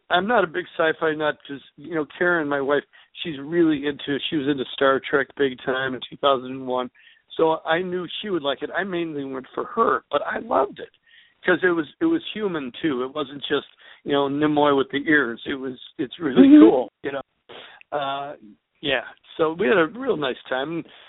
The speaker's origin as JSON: {"language": "English", "country": "United States", "said": "because we're American rockers."}